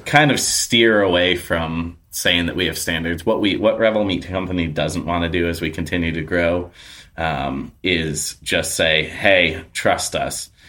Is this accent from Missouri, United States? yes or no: no; New York, United States; now in Portland, United States; I grew up in New York